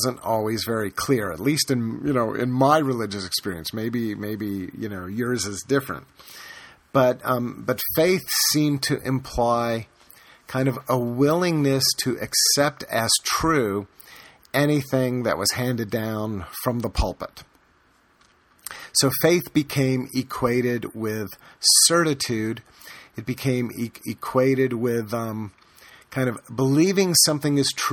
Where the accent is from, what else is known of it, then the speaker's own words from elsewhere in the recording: the American South, United States; I grew up in the American South